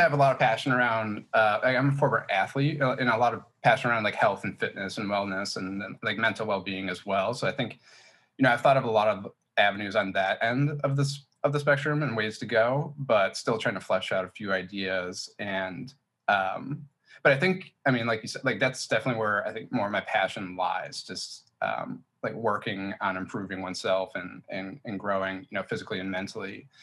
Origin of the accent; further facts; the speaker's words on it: Chicago, Illinois, United States; from Chicago, Illinois, and pretty much been born and raised here